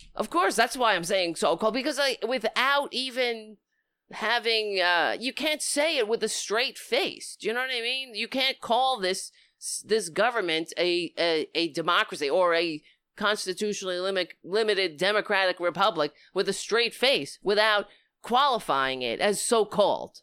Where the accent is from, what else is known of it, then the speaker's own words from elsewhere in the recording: United States; as an American